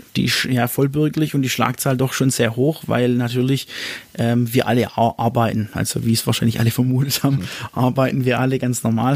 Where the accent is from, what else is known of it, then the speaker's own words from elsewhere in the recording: Ochsenburg, Baden-Württemberg, Germany; von dem Ort, wo ich herkomme, aus Ochsenburg